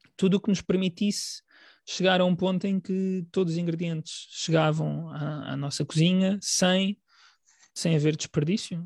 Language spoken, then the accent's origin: Portuguese; Portugal; nós um, consideramos parte da nossa alimentação enquanto portugueses